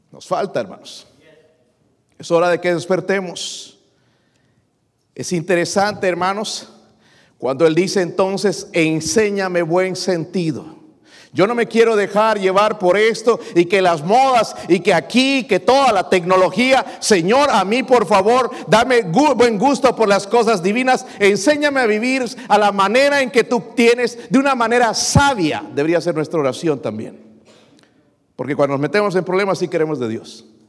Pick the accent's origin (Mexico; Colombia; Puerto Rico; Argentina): Mexico; now in United States; como mexicano